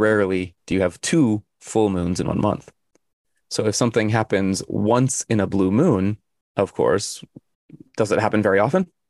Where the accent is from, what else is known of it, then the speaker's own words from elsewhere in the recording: Arizona, United States; I'm from Arizona